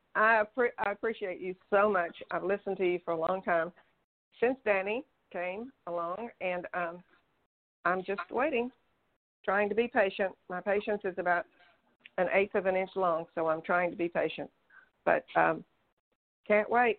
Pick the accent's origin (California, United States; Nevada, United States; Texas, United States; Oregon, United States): Texas, United States; I'm from Texas